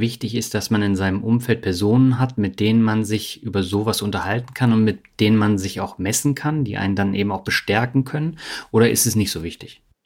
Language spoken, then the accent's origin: German; Berlin, Germany; moved away; also born or lived in Lübeck; in Berlin, wo ich aufgewachsen bin